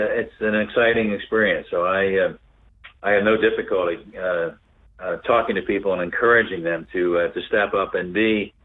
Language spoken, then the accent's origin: English; Philadelphia, Pennsylvania, United States; also born or lived in South Africa; a church in Philadelphia, my hometown.